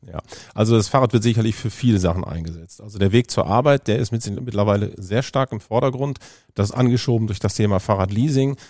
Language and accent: German; Düsseldorf, North Rhine-Westphalia, Germany; ich bin geboren in Düsseldorf